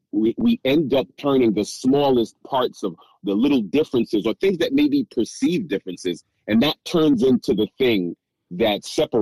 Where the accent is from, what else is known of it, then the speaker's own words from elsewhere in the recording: United States; I'm born and raised in the United States, and I would be identified as Black if you were to see me on the street. But both of my parents were born in the West Indies, and they were both born in the country of Haiti.